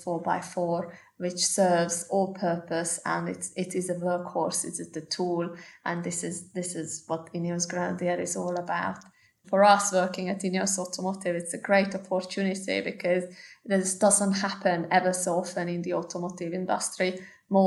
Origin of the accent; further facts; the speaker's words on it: Hungary; moved away as an adult; now in United Kingdom; my home country in Hungary